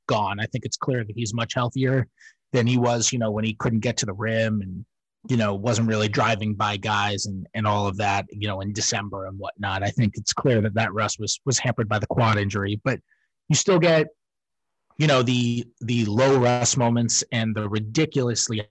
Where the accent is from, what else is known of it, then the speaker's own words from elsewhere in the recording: New York, United States; moved away; I'm a New Yorker